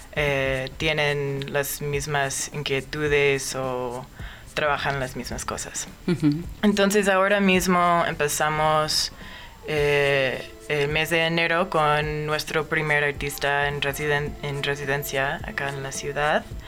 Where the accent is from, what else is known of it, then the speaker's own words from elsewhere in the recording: Omaha, Nebraska, United States; moved away as an adult; now in Mexico City, Mexico; yo nací en Omaha, Nebraska y últimamente Vivía allá